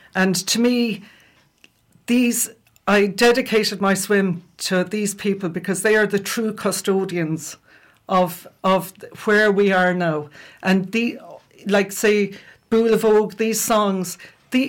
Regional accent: County Clare, Ireland; old songs that we grew up with in around West Clare

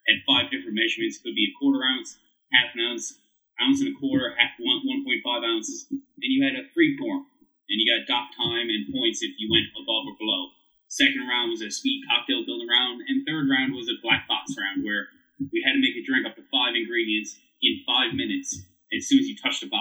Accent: St. John's, Newfoundland and Labrador, Canada; I did grow up in St. John's, Newfoundland.

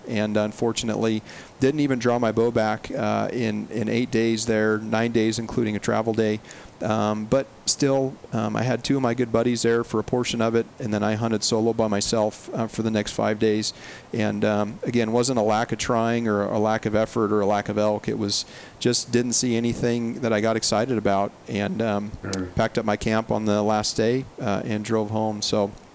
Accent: Chinook, Montana, United States; also born or lived in Butte, Montana; I was born and raised in Montana um, basically 18 years of my life, and then went to college in Butte, Montana for another four years. So I spent my whole childhood growing up um, in north central Montana. So Mm-hmm. If if anyone knows a little town called Chinook

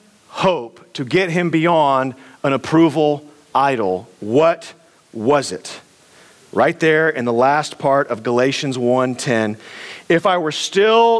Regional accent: United States; we're American

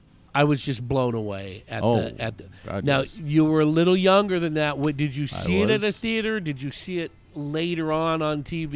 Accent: San Francisco Bay Area, East Bay, California, United States; I grew up in the San Francisco Bay Area in the East Bay.

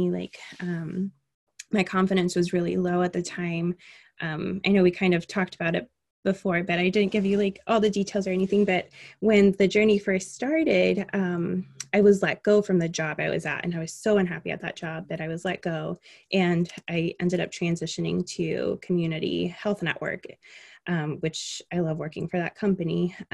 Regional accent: Miami, Florida, United States; also born or lived in Alaska; now in Indiana, United States; So, I am not originally from Indiana, I'm originally from Miami. And my dad was in the Army, so we moved throughout the entire um, United States for the most part. And we actually moved here from Alaska.

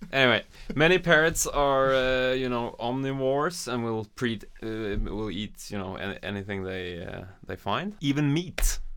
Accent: Norway; I'm from Norway

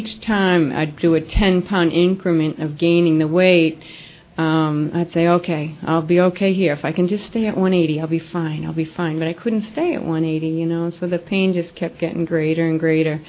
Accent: Lexington, Massachusetts, United States; also born or lived in Lynnfield, Massachusetts; I did grow up in Boston. I grew up in Lexington, Mass.

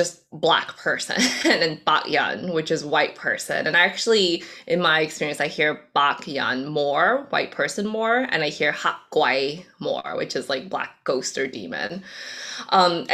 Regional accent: United States; first language Cantonese; English is a second language; I was born here in the States, but English was actually technically my second language, so I was in the ESL program for a few years.

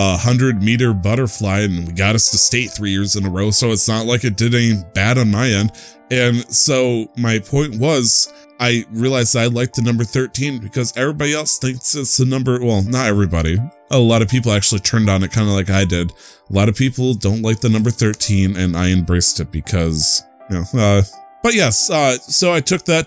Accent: United States; I'm still American

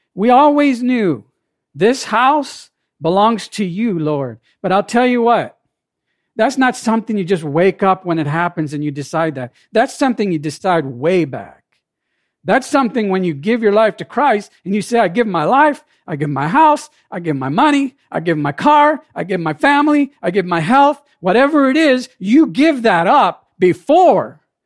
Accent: Jamaica; now in United States; I wasn't born in this country, I was born in Jamaica.

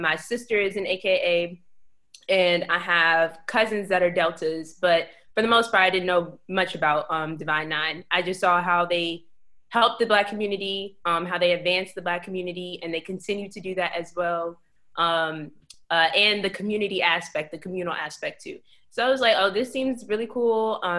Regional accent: Alexandria, Virginia, United States; When I first got to VCU from Alexandria, I'm from Alexandria. And so when I got here from Alexandria, I had like maybe 3 people that I knew on campus.

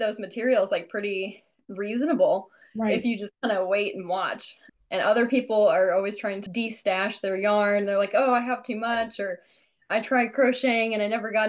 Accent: Illinois, United States; I'm from like a rural town in Illinois

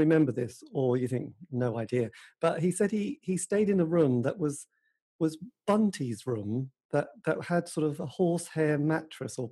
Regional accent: Suffolk, East of England, United Kingdom; I'm from Suffolk

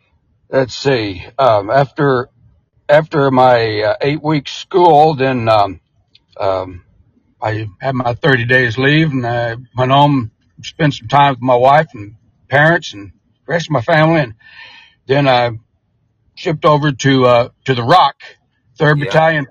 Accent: Muskogee, Oklahoma, United States; also born or lived in Vian, Oklahoma; I was born and raised in Muskogee, did all my schooling, went to Muskogee High School. I graduated in June of 74.

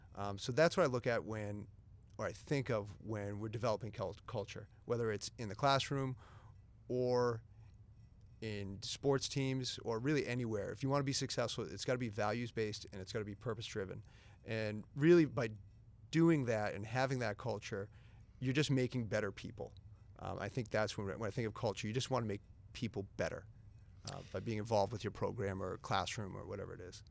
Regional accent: Methuen, Massachusetts, United States; I grew up in the Merrimack Valley, uh, went to Methuen High School

